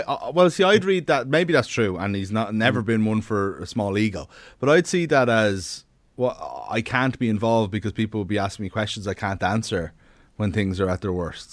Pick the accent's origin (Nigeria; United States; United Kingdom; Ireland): Ireland; we're Irish people